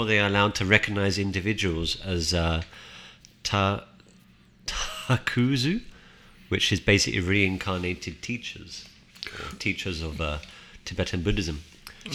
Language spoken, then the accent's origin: English; United Kingdom